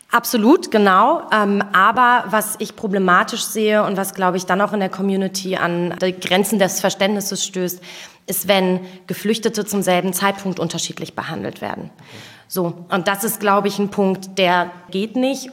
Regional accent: Wuppertal, North Rhine-Westphalia, Germany; moved away as an adult; now in Berlin, Germany; Ich bin in Wuppertal geboren

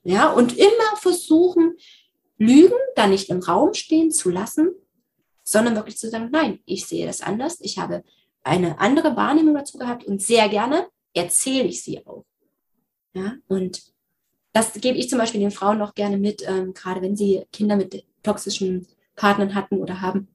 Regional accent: Thuringia, Germany; bei uns in Thüringen

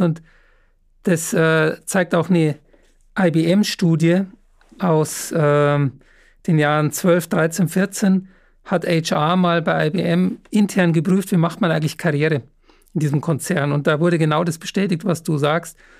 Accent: Upper Bavaria, Germany; moved away; schöne Grüße nach Oberbayern. Ähm, ist ja meine Heimat

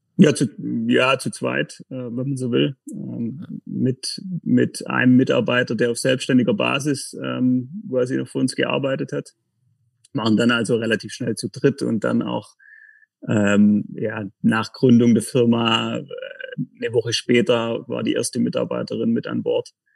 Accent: Tettnang, Baden-Württemberg, Germany; moved away as an adult; also born or lived in Konstanz; now in Kreuzlingen, Switzerland; komme vom Bodensee, bin am Bodensee geboren, in, den, in Tettnang, ähm, Nähe von Friedrichshafen

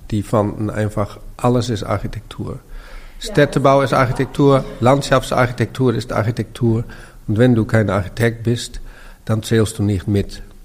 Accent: Amsterdam, North Holland, Netherlands; German is a second language; moved away as an adult; also born or lived in Berlin; meine Jugend in Amsterdam im Zentrum

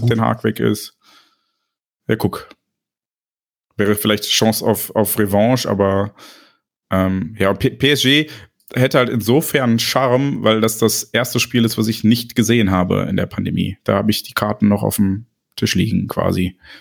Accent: Neuss, North Rhine-Westphalia, Germany; ich komme aus Neuss

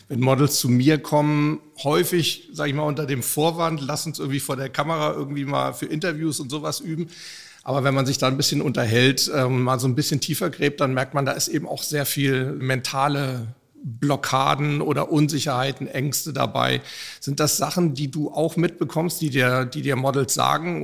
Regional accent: Hamburg, Germany; Ich bin in meiner Heimatstadt Hamburg

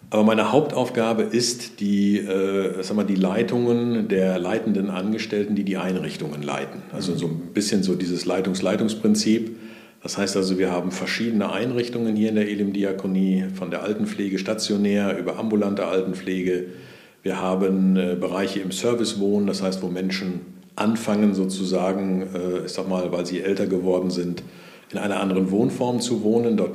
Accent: North Rhine-Westphalia, Germany; Ich bin gebürtig aufgewachsen im Sauerland, also ganz dicht am Ruhrgebiet. Also man merkt das hin und wieder mal, wenn ich dann wieder mal in die oder aus der alten Heimat komme, meinen Slang.

